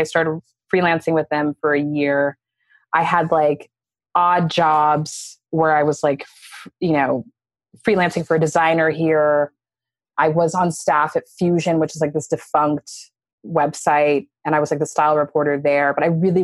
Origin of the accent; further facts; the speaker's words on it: Dallas, Texas, United States; now in New York, United States; from Dallas, Texas. I've lived in New York for 15 years now